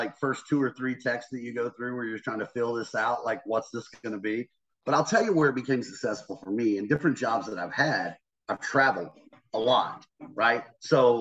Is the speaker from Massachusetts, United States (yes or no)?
no; North Carolina, United States; I grew up in the South, man. I grew up in North Carolina